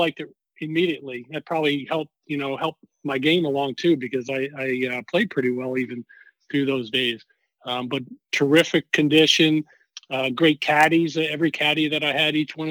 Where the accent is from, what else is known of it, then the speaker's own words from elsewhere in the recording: Guilderland, New York, United States; now in Georgia, United States; I grew up in Albany, just outside Albany, New York, in the town of Gilderland